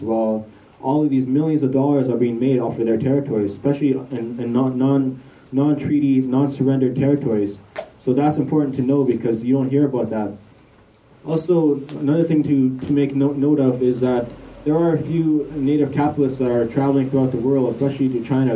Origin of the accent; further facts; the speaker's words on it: Tsimshian territories, northwest coast of British Columbia, Canada; I come from the Tsimshian territories on the northwest coast of BC, of so-called British Columbia.